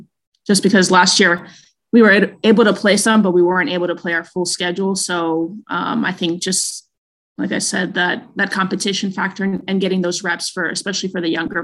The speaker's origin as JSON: {"language": "English", "town": "Queens", "region": "New York", "country": "United States", "said": "I am from Queens, and with it being the 20th anniversary of 9/11, I was a senior in high school that year."}